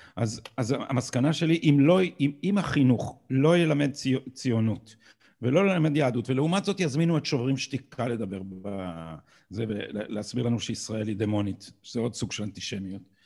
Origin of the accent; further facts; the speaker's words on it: Israel; אנחנו שגדלנו פה